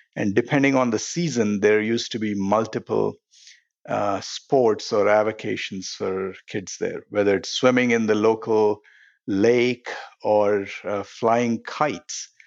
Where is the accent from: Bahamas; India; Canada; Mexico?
India; Hyderabad, Telangana; now in United States; I grew up in a city called Hyderabad